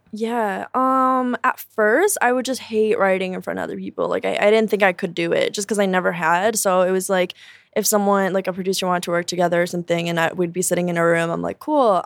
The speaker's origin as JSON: {"language": "English", "town": "Chicago", "region": "Illinois", "country": "United States", "tie": "born or raised there", "also_born_or_lived": "Joliet, Illinois / Durango, Mexico", "said": "I grew up in Chicago, but I moved to Joliet for high school"}